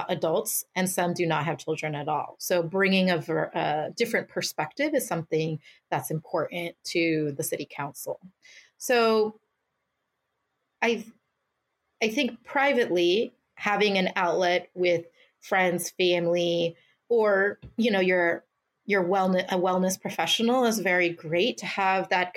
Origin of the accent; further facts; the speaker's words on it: Mountain View, California, United States; my hometown, a community that invested in me